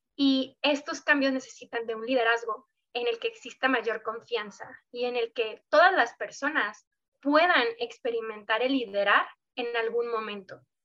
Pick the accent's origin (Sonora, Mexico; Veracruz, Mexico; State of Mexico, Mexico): Sonora, Mexico; soy justo una sonorense